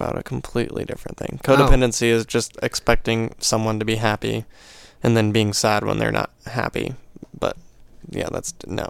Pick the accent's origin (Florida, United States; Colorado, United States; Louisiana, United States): Colorado, United States; We're from Colorado.